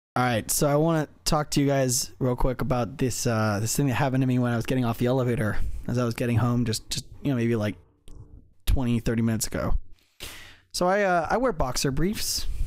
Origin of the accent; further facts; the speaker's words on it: Hawaii, United States; moved away; growing up in Hawaii.